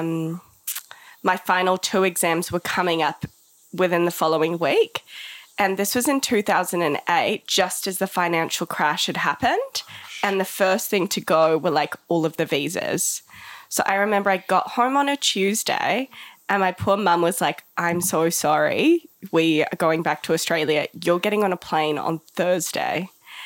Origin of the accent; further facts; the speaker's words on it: Johannesburg, Gauteng, South Africa; now in Gisborne, New Zealand; I grew up in South Africa in Johannesburg in the 90s post-apartheid.